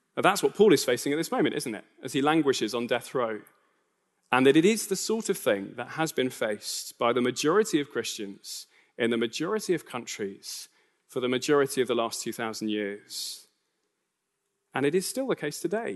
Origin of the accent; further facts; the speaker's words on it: United Kingdom; I am a British citizen.